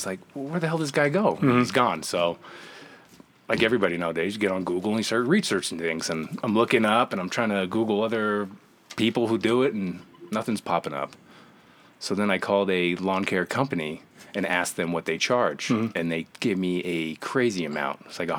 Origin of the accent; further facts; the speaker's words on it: East Rutherford, New Jersey, United States; New Jersey.